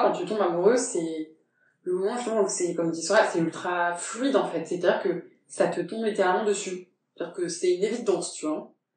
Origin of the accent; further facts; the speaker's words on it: Brittany, France; je suis bretonne